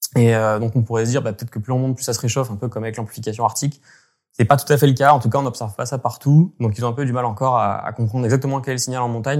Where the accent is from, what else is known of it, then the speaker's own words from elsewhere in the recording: Gap, Provence-Alpes-Côte d'Azur, France; J'ai grandi dans les Hautes-Alpes